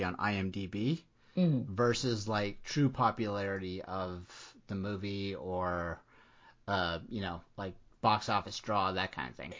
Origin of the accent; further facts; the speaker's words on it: Florida, United States; moved away as an adult; also born or lived in Washington, D.C.; I grew up in Florida